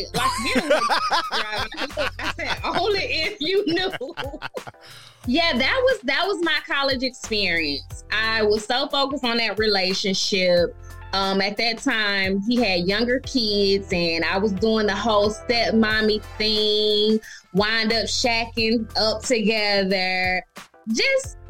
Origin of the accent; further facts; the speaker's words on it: Decatur, Georgia, United States; I'm from Atlanta, Decatur, to be exact